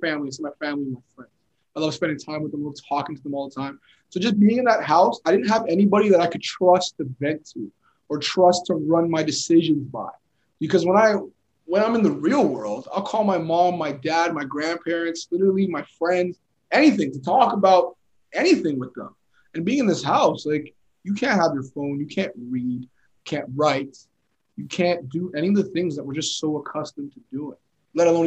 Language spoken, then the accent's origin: English; Toronto, Ontario, Canada; also born or lived in Montreal / Sudbury / Edmonton; grew up most of my life in Toronto